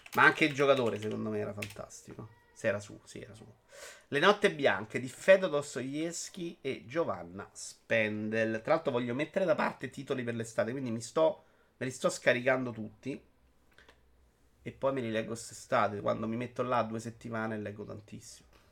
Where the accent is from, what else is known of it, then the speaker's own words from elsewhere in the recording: Rome, Lazio, Italy; accent: Roman; ce l'odio il mio accento romano, ma c'è, ahimè, c'è